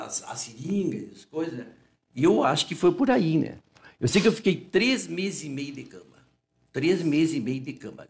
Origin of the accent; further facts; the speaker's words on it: Uruguaiana, Rio Grande do Sul, Brazil; moved away as an adult; also born or lived in Rio de Janeiro; o meu pai e a minha mãe são daqui. Né? Eu sempre digo, eu nasci na Santa Casa, fiquei 27 anos